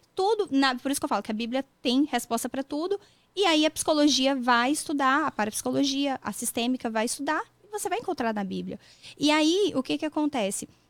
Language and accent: Portuguese; Vila Velha, Espírito Santo, Brazil; also born or lived in São José dos Campos, Brazil; now in Massachusetts, United States; eu sou de Vila Velha, Espírito Santo